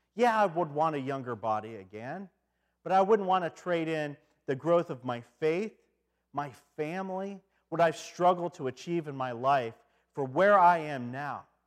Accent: Detroit, Michigan, United States; I come from Detroit

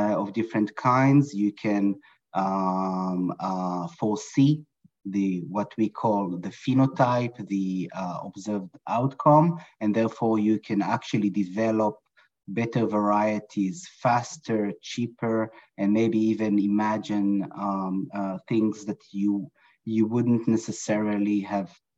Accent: Israel; moved away as an adult; now in Brooklyn, New York, United States; I was born and raised in Israel in a kibbutz, in a dairy farm, close to agriculture.

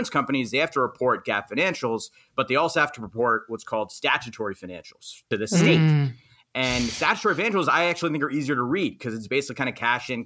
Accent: New York City, New York, United States; I'm from Queens, New York.

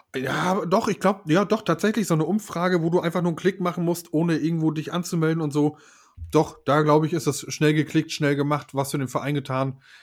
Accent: Mecklenburg-Vorpommern, Germany; also born or lived in Western Pomerania; Ich bin kein Pommer, ich bin Mecklenburger

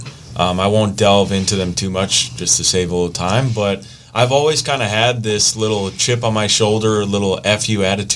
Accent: Grayslake, Illinois, United States; moved away as an adult; also born or lived in Kenosha, Wisconsin; I'm from Grays Lake, Illinois, is originally where I'm from.

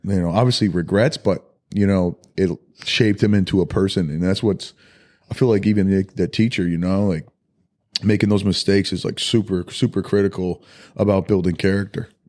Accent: Rochester, New York, United States; we grew up in Rochester, which was, you know, Rochester, New York

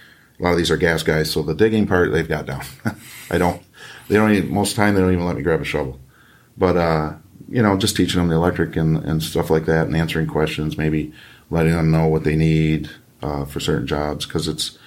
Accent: Michigan, United States; raised in this state. I wasn't born here, but I was raised here

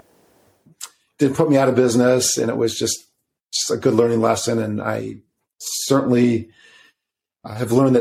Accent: suburbs of Chicago, Illinois, United States; I'm from Illinois, by the way, suburbs of Chicago

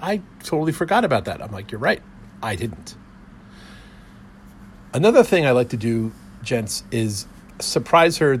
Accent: New Jersey, United States; growing up in New Jersey

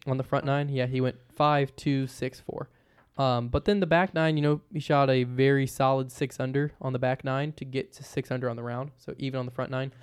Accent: Virginia, United States; I'm from Virginia

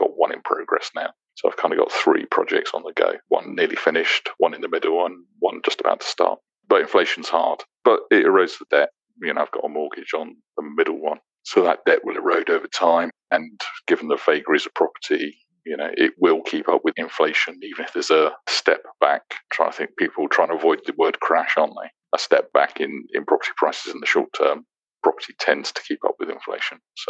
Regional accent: Aylesbury, South East England, United Kingdom; moved away as an adult; also born or lived in London / Plymouth / Bristol / Halifax; now in Dubai, United Arab Emirates; I was born in London, raised in Aylesbury, started work in Plymouth, moved to Bristol, moved to Halifax, moved to York, worked in Glasgow, London, Gibraltar, Luxembourg for a bit

